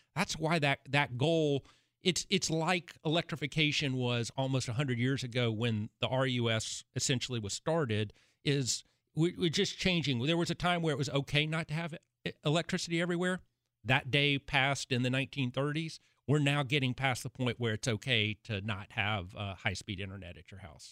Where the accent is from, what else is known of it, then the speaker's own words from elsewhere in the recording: Chattanooga, Tennessee, United States; I'm from Chattanooga, Chattanooga, University of Tennessee at Chattanooga